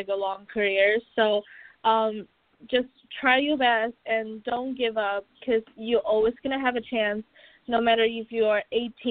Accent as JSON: {"language": "English", "country": "China", "moved": "yes", "lives_now": "Orlando, United States", "said": "I'm from Asia, I want to go back home to China"}